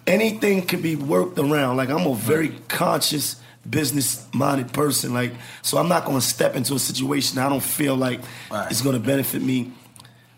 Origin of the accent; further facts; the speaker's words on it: New York City, New York, United States; I'm from Bed-Stuy, from East New York